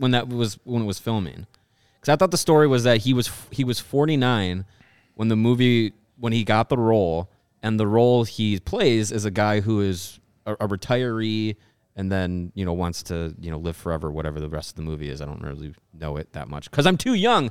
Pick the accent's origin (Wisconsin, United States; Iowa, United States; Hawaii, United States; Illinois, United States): Wisconsin, United States; I was born in Wisconsin, but I grew up in a household that cheered for the Bears